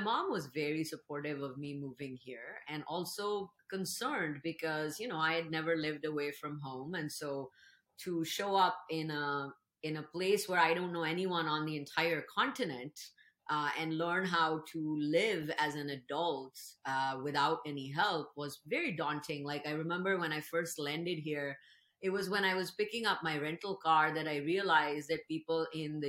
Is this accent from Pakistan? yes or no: yes; Pakistan; moved away as an adult; now in Seattle, United States; I grew up in Pakistan